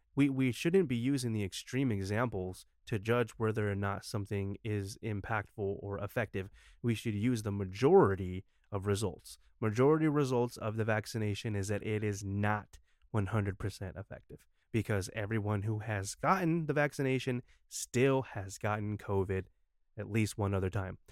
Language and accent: English; United States; as an American